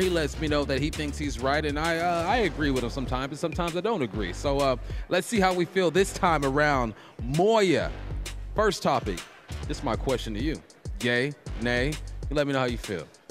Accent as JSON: {"language": "English", "region": "California", "country": "United States", "said": "I'm from Cali. We from Cali"}